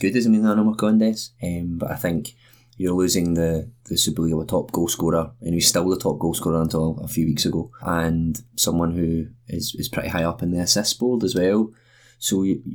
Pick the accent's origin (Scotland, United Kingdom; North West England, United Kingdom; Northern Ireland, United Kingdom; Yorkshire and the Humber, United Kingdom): Scotland, United Kingdom; growing up in Scotland